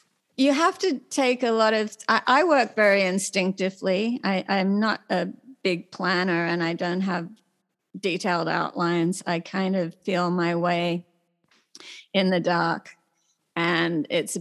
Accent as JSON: {"language": "English", "country": "Australia", "moved": "yes", "lives_now": "United States", "said": "myself as a Australian, you know, nerdy girl who comes to America"}